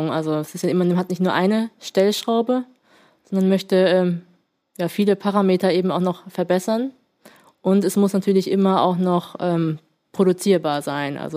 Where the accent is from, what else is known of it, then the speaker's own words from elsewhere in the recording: Hamburg, Germany; born there; now in Kiel, Germany; ja, geboren bin ich in Hamburg.